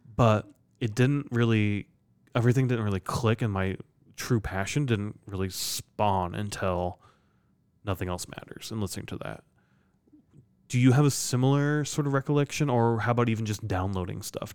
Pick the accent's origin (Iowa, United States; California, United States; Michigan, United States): Iowa, United States; I'm from Iowa